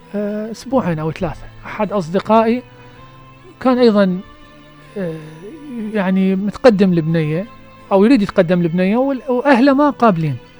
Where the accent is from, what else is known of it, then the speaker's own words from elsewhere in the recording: Basra Governorate, Iraq; احنا بالبصرة